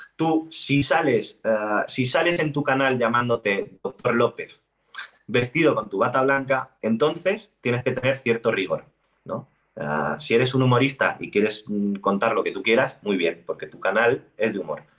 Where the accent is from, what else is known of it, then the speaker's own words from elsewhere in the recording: Spain; soy español, español de España.